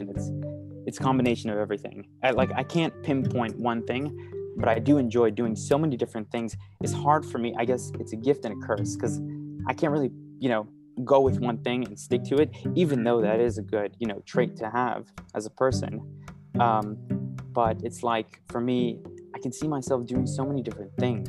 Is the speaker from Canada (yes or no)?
no; New York City, New York, United States; I grew up in New York, born and raised in Manhattan, straight in the middle of the city